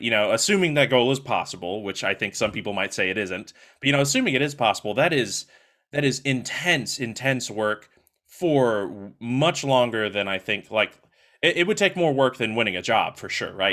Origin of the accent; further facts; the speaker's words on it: Longview, Texas, United States; moved away; I was born in Longview, Texas, um, which, if you don't know where that is, it's about two hours to the east of Dallas, Texas